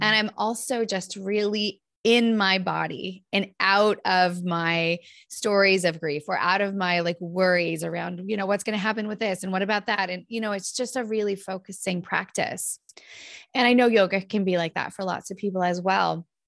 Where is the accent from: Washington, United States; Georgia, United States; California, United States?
California, United States; Northern; moved away as an adult; now in Minnesota, United States; I grew up in Northern California where we have a lot of these big fires.